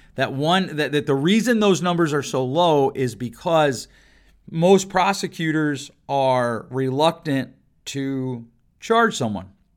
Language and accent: English; Grand Rapids, Michigan, United States; here in my hometown of Grand Rapids, Michigan